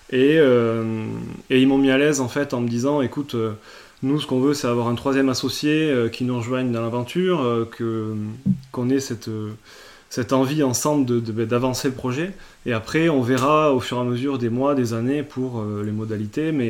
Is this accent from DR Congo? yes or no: no; Toulouse, Occitania, France; also born or lived in Reims / Paris; alors au départ, moi je bossais à Paris, euh, donc j'étais parti de Toulouse, j'avais fait une école de commerce à Reims et je suis parti bosser à Paris en tant que consultant financier.